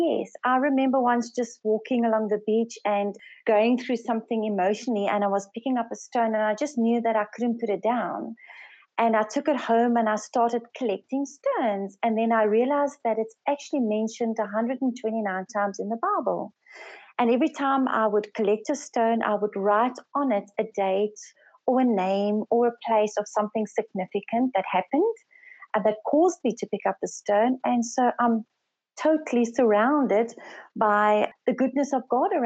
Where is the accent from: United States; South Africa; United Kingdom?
South Africa; first language Afrikaans; English is a second language; also born or lived in Swaziland; I'm from South Africa, and I work with my husband in Swaziland, and I'm the second eldest of five daughters. I'm actually Afrikaans speaking, but English is my second language